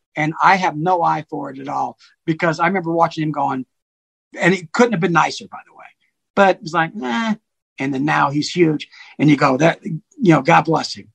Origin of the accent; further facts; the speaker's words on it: Charleston, South Carolina, United States; now in Ogden, United States; I'm not from Ogden, but I live in Ogden and lived there for a long time. I'm a South Carolina guy